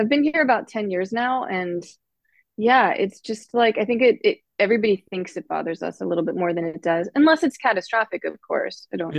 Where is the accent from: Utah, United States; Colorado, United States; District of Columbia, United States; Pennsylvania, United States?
Pennsylvania, United States; Pittsburgh; moved away; also born or lived in London / South Florida; I'm from Pittsburgh originally, and so I head back there to spend time with family, and Pittsburgh is very much in the blood of anybody who is raised there.